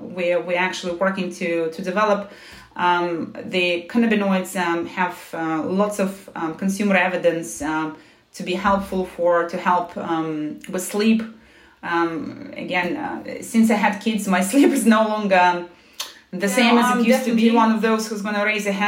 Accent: Moscow, Russia; moved away as an adult; also born or lived in United States; now in London, United Kingdom; I was born in Moscow

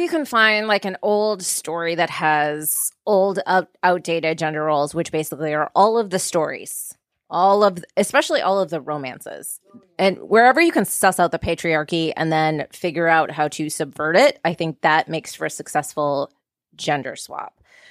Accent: Minnesota, United States; I'm from Minnesota

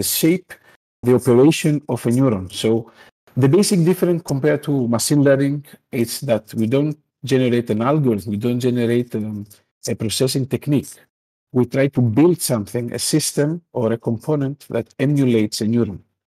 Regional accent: Greece; I am from Greece

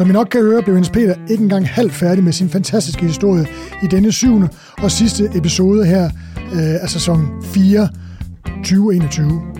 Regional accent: Tønder, Southern Denmark, Denmark; jeg kommer fra Tønder.

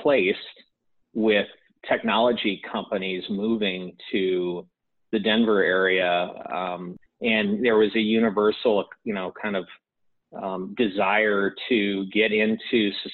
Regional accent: Canada; us, you know, being Canadian developers

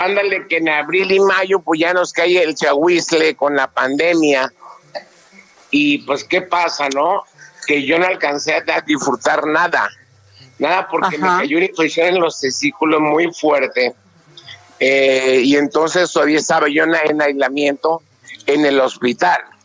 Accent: Mexico

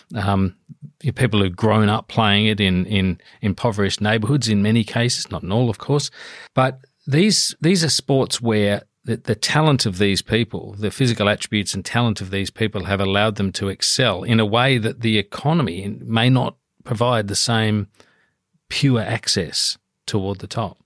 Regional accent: Adelaide, South Australia, Australia; I'm from Adelaide

